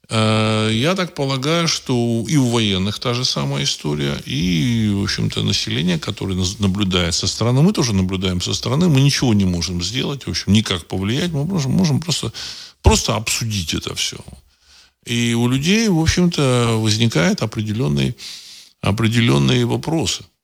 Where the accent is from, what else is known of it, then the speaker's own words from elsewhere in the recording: Saint Petersburg, Russia; Фамилию знаю, потому что я из, из, из Петербурга, в общем-то, так сказать, мы давно с ним, как бы, так сказать, жители Петербурга, Ленинграда давно